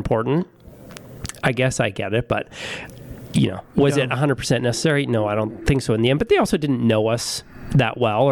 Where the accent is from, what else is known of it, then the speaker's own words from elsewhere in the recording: Regina, Saskatchewan, Canada; I'm born and raised in Regina